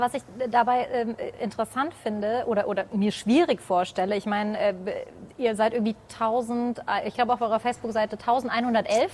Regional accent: Hesse, Germany; bei uns in Hessen

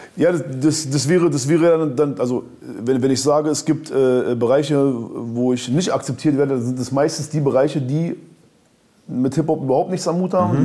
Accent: Berlin, Germany; Bei uns in Berlin

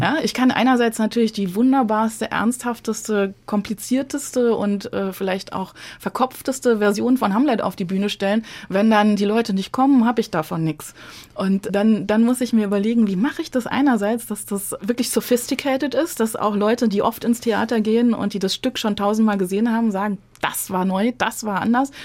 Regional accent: Frankfurt, Hesse, Germany; accent: Frankfurterisch / Hessisch; first language German (Standard German and Frankfurt dialect); die Mundart die ich so als Kind in Hochdeutsch und Frankfurterisch, das war so, äh, waren so die zwei Verkehrssprachen in unserer Familie

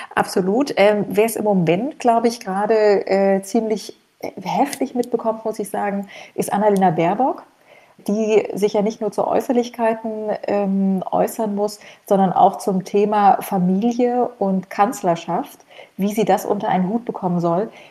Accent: East Germany, Germany; now in Frankfurt, Germany; ich komme ja auch aus dem Osten

